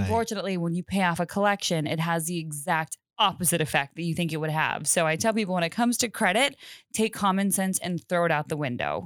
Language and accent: English; Colorado, United States; I'm originally from Colorado, uh, cool. uh, born and raised